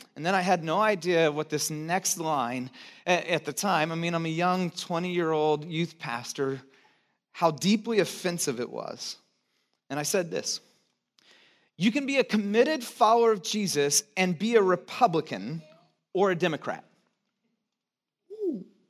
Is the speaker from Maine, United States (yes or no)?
no; Santa Cruz, California, United States; moved away; also born or lived in Chicago; I grew up in Santa Cruz, this strange, weird bubble